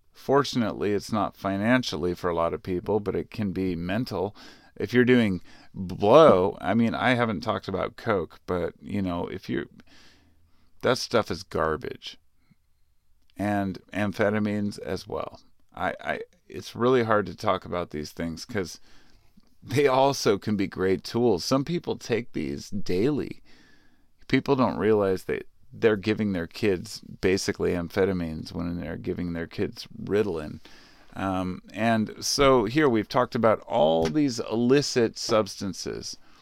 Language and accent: English; Portland, United States; I lived in Portland. Well, I grew up in the Portland area.